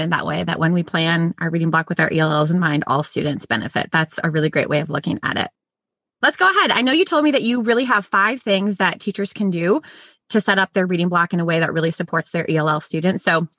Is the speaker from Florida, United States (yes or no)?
no; Minnesota, United States; moved away as an adult; also born or lived in Louisiana; I grew up in Minnesota, and so my first years teaching were in Minnesota. And then I moved to the South.